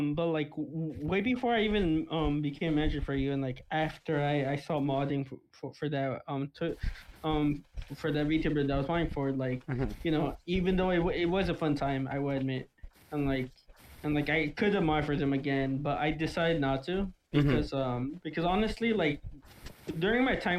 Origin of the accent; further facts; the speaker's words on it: Canada; Yo, actually, to be fair, I am Canadian.